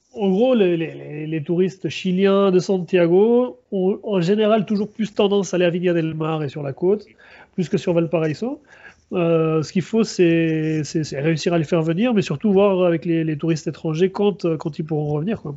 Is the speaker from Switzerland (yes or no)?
yes; Switzerland; now in Chile; en tant que Suisse